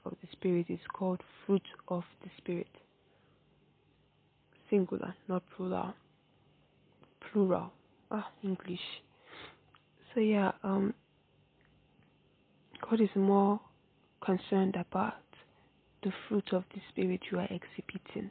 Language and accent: English; Nigeria; I'm a Nigerian girl